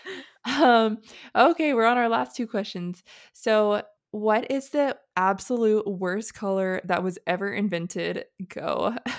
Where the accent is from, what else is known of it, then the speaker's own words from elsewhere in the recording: North Carolina, United States; now in Hawaii, United States; I'm from North Carolina